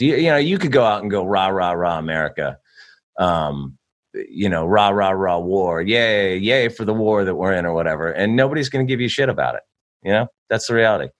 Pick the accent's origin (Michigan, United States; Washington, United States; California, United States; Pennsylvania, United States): California, United States; I grew up in California.